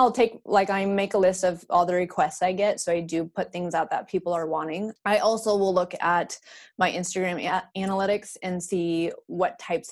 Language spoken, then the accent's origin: English; Idaho, United States; now in Austin, United States; I'm from Idaho. I still mm-hmm. hold my Idaho license